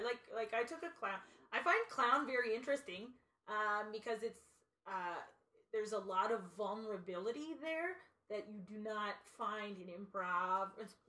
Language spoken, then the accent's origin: English; Canada; We're French Canadian, so we'll